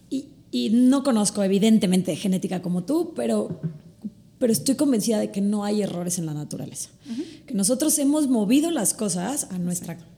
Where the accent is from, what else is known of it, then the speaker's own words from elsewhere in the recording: Mexico; Somos de México y entonces el maíz nos cae muy bien.